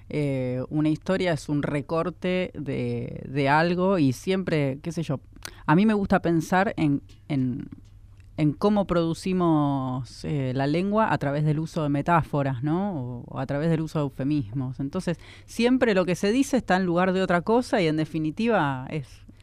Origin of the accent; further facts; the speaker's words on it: Buenos Aires, Argentina; Yo soy de Lugano y ahí de, de disidencias no se habla.